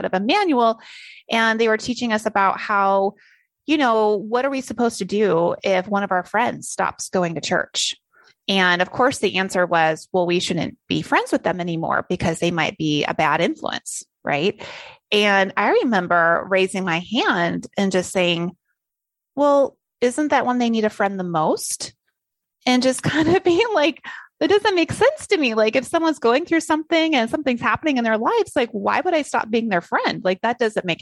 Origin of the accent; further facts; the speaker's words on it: Salt Lake City, Utah, United States; I'm one of five kids born in Salt Lake City, you know, so pretty Mormon